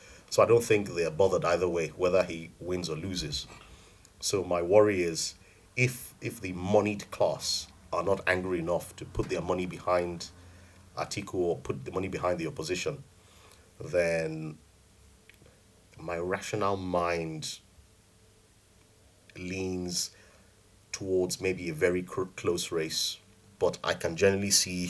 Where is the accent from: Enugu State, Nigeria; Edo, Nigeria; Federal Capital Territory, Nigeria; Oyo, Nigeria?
Edo, Nigeria; I'm from Edo State.